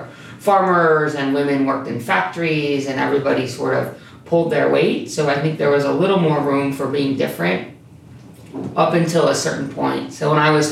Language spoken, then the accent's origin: English; Salamanca, New York, United States; also born or lived in Hinsdale, New York; I grew up in Hinsdale, New York. My first school was a K-12 school. It's still a K-12 school. And then in the third grade, we moved to the big city of Salamanca